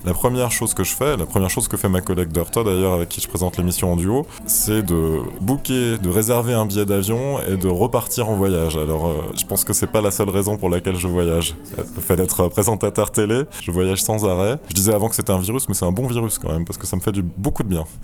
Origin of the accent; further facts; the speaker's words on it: France; now in Berlin, Germany; en tant que Français